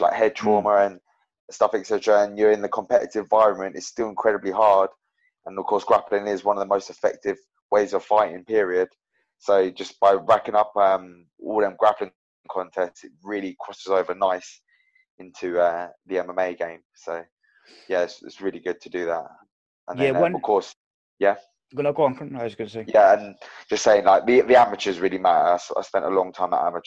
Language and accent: English; Milton Keynes, South East England, United Kingdom; So I grew up in Milton Keynes and like on the outskirts of Milton Keynes.